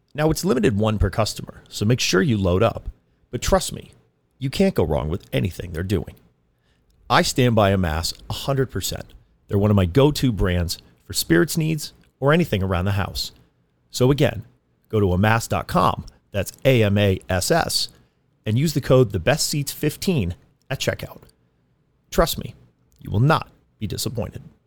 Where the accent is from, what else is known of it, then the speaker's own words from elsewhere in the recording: East Coast, United States; now in Orange County, United States; I am from the East Coast